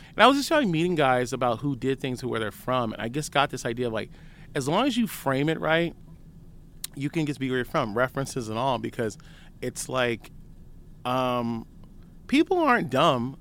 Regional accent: San Francisco, California, United States; moved away as an adult; also born or lived in Los Angeles; I'm from San Francisco

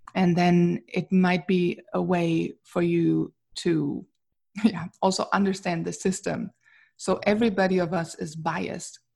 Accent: Wuppertal, North Rhine-Westphalia, Germany; English is a second language; moved away as an adult; now in Princeton, New Jersey, United States; I was born in Wuppertal in Germany

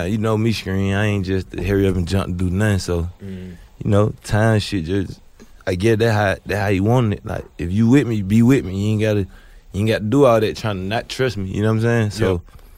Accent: Candler Crossing, Georgia, United States; I'm from Candler Crossing, and you to be called Eagles Nest.

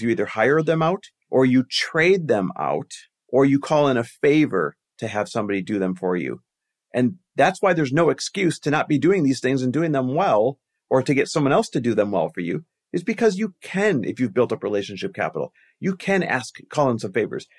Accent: Green Bay, Wisconsin, United States; moved away; also born or lived in Milwaukee, Wisconsin; I grew up in Green Bay, Wisconsin, Milwaukee, Wisconsin, that area

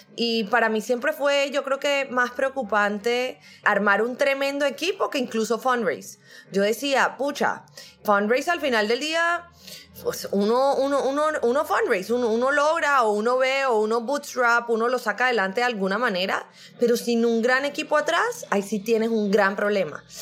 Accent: Barranquilla, Atlántico, Colombia; also born or lived in Brazil; yo soy colombiana, pero soy de Barranquilla. Barranquilla es toda la costa atlántica de Colombia

